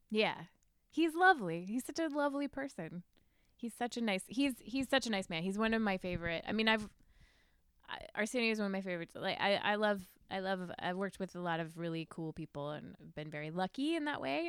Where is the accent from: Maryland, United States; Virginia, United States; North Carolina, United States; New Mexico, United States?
Virginia, United States; Mechanicsville; moved away as an adult; also born or lived in New York; I grew up in Mechanicsville